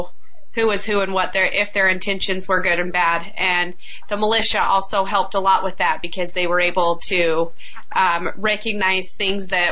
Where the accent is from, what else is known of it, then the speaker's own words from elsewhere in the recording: Clark County, Nevada, United States; citizens of Clark County